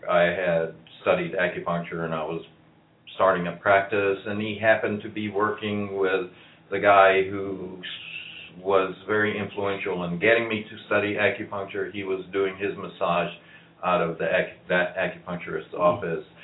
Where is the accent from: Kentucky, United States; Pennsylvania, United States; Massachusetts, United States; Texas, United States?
Texas, United States; Dallas; I am also from Dallas, Texas